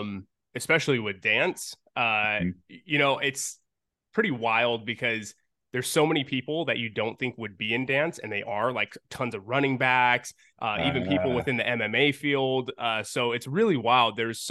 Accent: Los Angeles, California, United States; even when I wasn't living in LA and they're like, where are you from? It's like

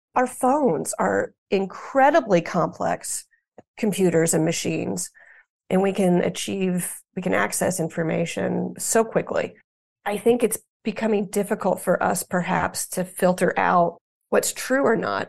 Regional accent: United States; as an American

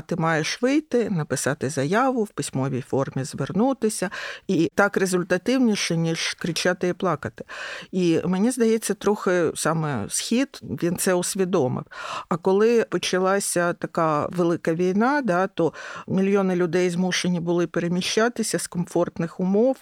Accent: Kyiv, Ukraine; я киянка

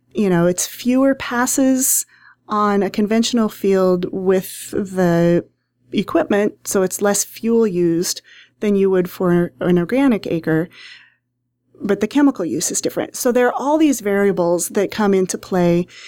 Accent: Hastings, Nebraska, United States; I grew up in Hastings, Nebraska, in town

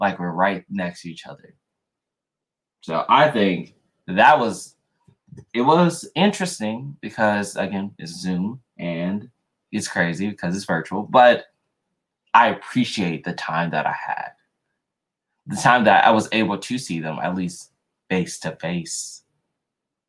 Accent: Louisiana, United States; moved away; I was born in Louisiana. So lived there, born and raised a little bit before I moved.

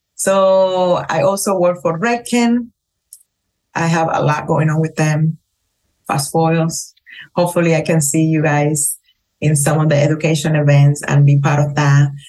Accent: Cuba; English is a second language; moved away as an adult; also born or lived in Las Vegas, United States; now in Miami, United States; my experience growing up in Cuba

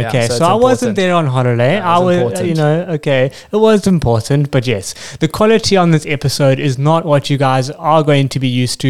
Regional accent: South Africa; being South African

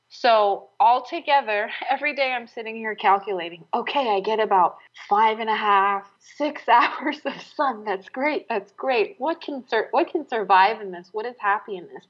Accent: San Francisco, California, United States; moved away; I grew up in San Francisco

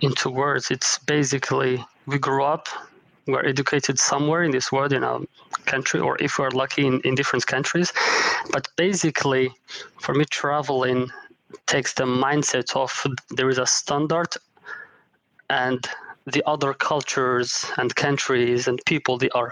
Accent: Morocco; also born or lived in Paris, France / Denmark / Japan / United States; now in Munich, Germany; I am originally from Morocco

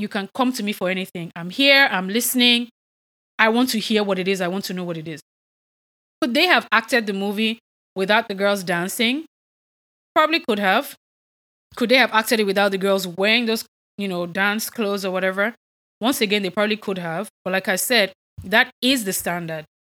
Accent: Nigeria; I'm Nigerian

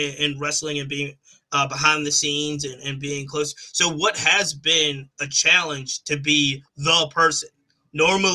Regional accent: Richmond, Virginia, United States; I'm from Richmond, Virginia.

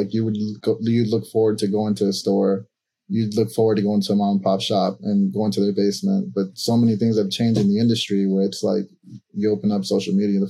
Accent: Chicago, Illinois, United States; also born or lived in El Salvador; Originally born in El Salvador. My mother and I came here during the war, early 90s. There was a civil war back where I'm from. And came here to Chicago, man. And it was I came here at a very young age and yeah, raised here.

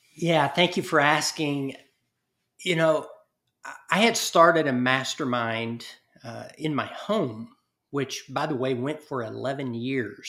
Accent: East Texas, United States; my little small town that I grew up in East Texas

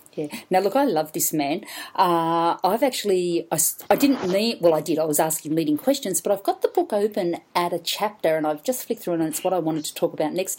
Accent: Brisbane, Queensland, Australia; I'm in my hometown Brisbane

